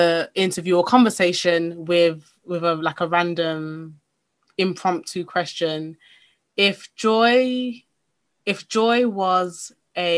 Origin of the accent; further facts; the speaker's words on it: Nigeria; I am Yoruba Nigerian